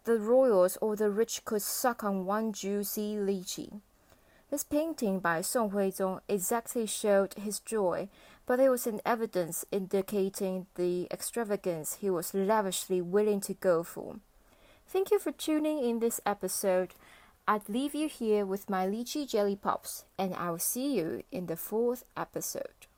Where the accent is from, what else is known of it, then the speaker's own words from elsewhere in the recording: Taichung, Taiwan; my hometown, the Tanzi district of Taichung City